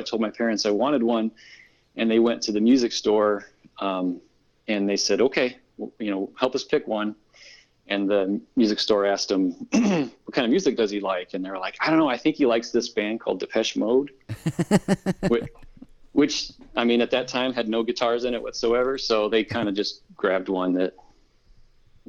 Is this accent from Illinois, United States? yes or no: yes; Illinois, United States; moved away as an adult; now in Iowa, United States; Vic Spiderbeck is from my hometown in the Quad Cities